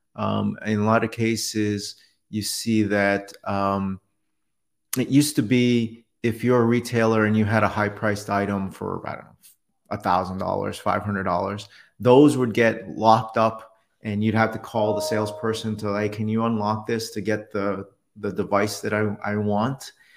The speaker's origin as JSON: {"language": "English", "town": "New York City", "region": "New York", "country": "United States", "tie": "born or raised there", "also_born_or_lived": "Detroit", "moved": "yes", "said": "I was born in New York City"}